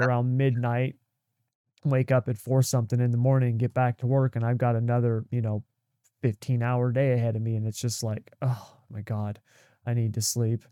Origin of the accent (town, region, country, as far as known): United States